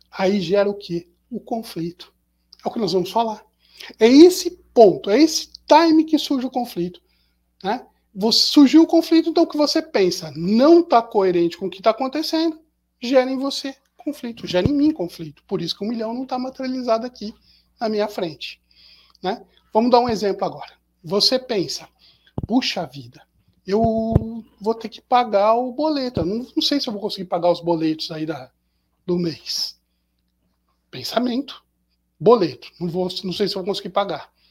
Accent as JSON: {"language": "Portuguese", "town": "Pindamonhangaba", "region": "São Paulo", "country": "Brazil", "said": "eu sou do interior, sou daqui de Pindamonhangaba, e eu vou pegar o carro e vou para São Paulo."}